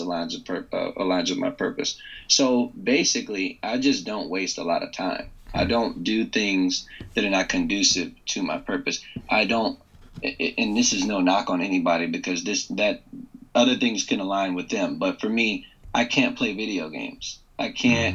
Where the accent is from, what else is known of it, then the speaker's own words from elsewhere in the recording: Loudoun County, northern Virginia, United States; I grew up in the most wealthy county in the country, Loudoun County, which is in northern Virginia, just outside of D.C.